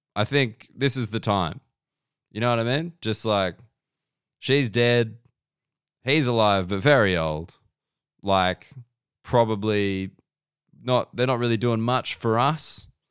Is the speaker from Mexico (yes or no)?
no; Australia; being an Australian citizen